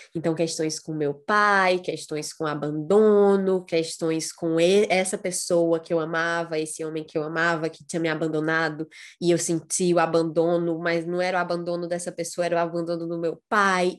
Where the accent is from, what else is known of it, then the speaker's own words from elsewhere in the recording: Ceará, Brazil; filha do Nordeste, sou cearense